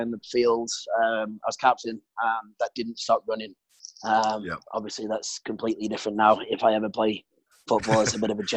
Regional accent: United Kingdom; accent: British; moved away as an adult; now in Sydney, Australia; I'm 26 now, British, as you can hopefully still tell from my accent, even though I've been living in Australia for the best part of 4 years now, Sydney.

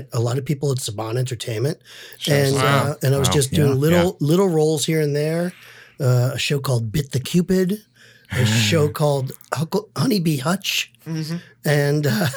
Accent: New York City, New York, United States; moved away; I'm from Brooklyn, New York

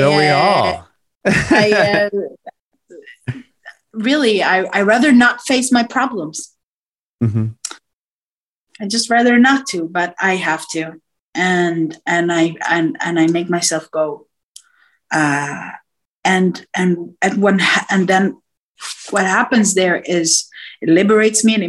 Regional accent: Israel; also born or lived in Nigeria; I was from Israel, so all the accents and the cultures

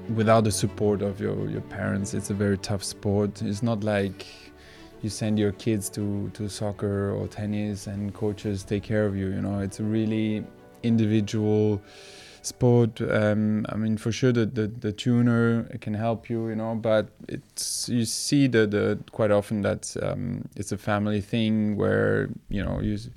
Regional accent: Belgium; I grew up in Belgium

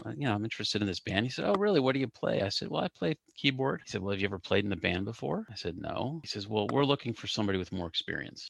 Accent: Cincinnati, Ohio, United States; I grew up in Cincinnati

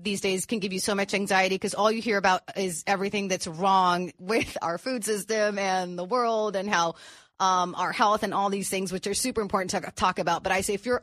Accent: Tijuana, Baja California, Mexico; also born or lived in San Diego, California; I grew up living in Tijuana

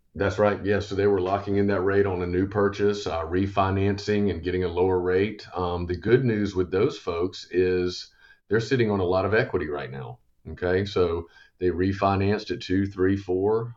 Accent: Columbia, South Carolina, United States; Born and raised in Columbia

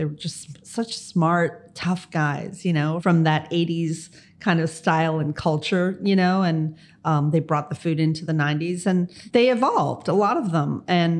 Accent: Miami, Florida, United States; I happened to be born here, lucky enough, born and raised. That's what we call ourselves when we're from Miami.

